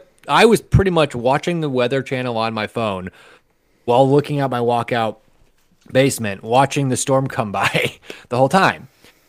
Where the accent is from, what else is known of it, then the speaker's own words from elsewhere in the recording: Midwest, United States; also born or lived in Omaha; I'm a Midwesterner.